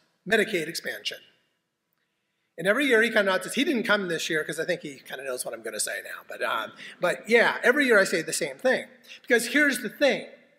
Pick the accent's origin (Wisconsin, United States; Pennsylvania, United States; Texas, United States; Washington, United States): Washington, United States; Spokane; I was born in Deaconess Hospital in Spokane, Washington, where my mom and my grandmother were born in that same hospital.